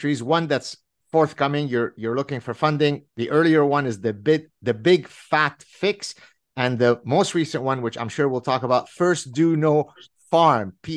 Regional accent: Lebanon; I'm from Lebanon, hence Mediterranean

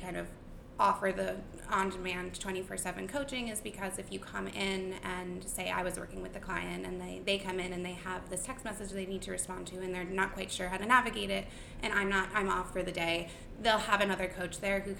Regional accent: Connecticut, United States; I grew up in Connecticut, in like a really, really tiny town in Connecticut

